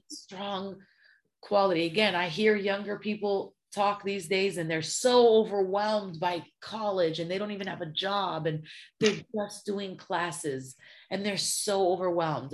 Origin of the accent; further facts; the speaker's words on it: Los Angeles, California, United States; also born or lived in Syria; growing up in South Central